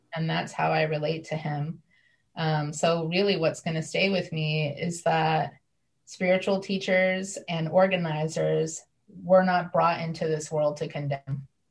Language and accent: English; Northeast Ohio, United States; I was raised in Northeast Ohio